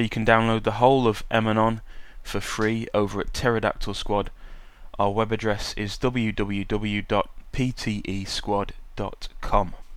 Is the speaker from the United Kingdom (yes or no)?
yes; United Kingdom; accent: British; also born or lived in Sheffield; my British accent